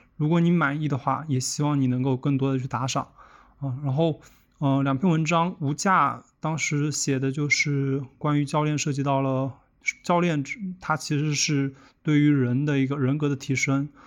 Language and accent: Chinese; Jiangxi, China; 我从小的时候是在江西这个地方生长的